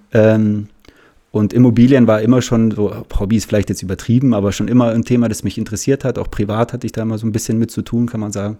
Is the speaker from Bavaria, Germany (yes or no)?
yes; Munich, Bavaria, Germany; bin aus München, habe immer meine Zeit hier verbracht